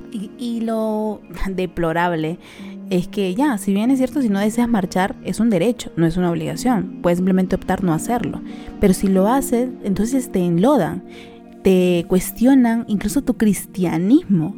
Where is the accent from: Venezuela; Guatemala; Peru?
Peru; somos peruanos